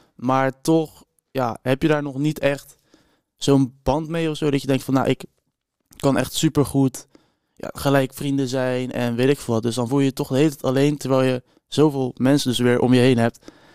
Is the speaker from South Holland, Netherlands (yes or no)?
yes; Rotterdam, South Holland, Netherlands; Ik kom uit Rotterdam ongeveer